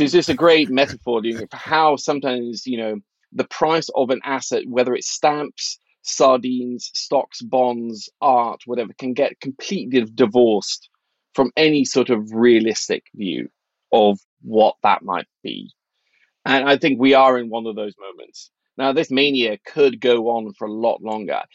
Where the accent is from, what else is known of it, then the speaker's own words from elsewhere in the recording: Norway; I grew up in Norway in the eighties, when inflation was crazy high